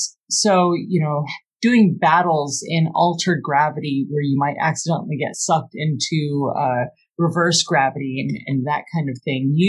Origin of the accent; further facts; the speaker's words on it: Los Angeles, California, United States; I'm from Los Angeles, city of bards.